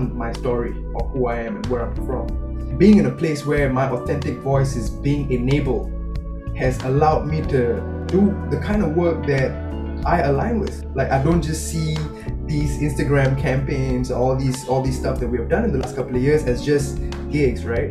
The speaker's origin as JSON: {"language": "English", "country": "Singapore", "said": "I'm a Singaporean boy, I speak Tamil and English"}